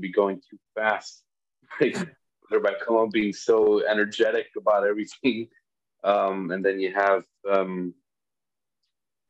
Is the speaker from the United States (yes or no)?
yes; Chicago, Illinois, United States; growing up in Chicago